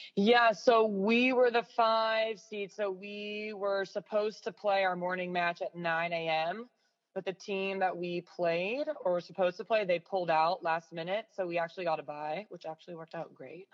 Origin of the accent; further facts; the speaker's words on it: San Diego, California, United States; moved away as an adult; now in South Bay, Los Angeles, United States; I'm originally from San Diego. So I was living at home for two years